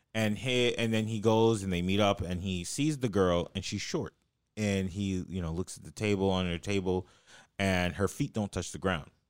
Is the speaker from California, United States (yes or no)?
yes; Los Angeles, California, United States; it's like L.A.